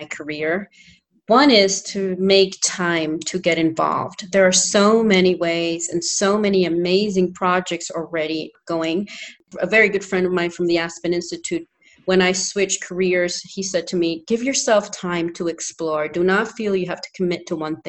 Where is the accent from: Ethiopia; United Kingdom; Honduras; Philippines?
Honduras; English is a second language; moved away; also born or lived in New Hampshire, United States; I'm from Honduras